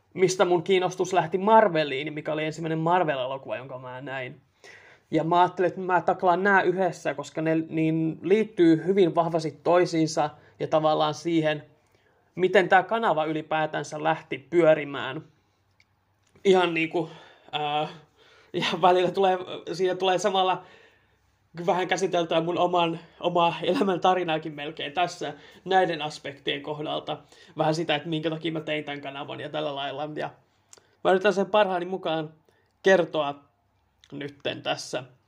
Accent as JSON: {"language": "Finnish", "town": "Helsinki", "region": "Uusimaa", "country": "Finland", "tie": "born or raised there", "also_born_or_lived": "Raahe", "moved": "yes", "lives_now": "Tampere, Finland", "said": "kasvanut Helsingissä"}